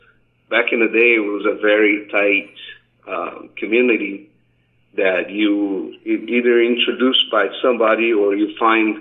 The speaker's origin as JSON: {"language": "English", "region": "São Paulo", "country": "Brazil", "tie": "born or raised there", "also_born_or_lived": "Japan", "moved": "as an adult", "lives_now": "Las Vegas, United States", "said": "Born and raised, yeah. I was born in São Paulo, 1974. Born and raised São Paulo all the way up to I was 19 years old when I left"}